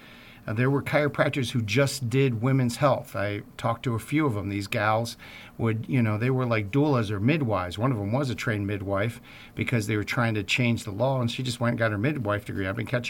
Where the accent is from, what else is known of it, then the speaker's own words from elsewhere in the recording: Baltimore, Maryland, United States; I'm from Baltimore, and they had Johns Hopkins there.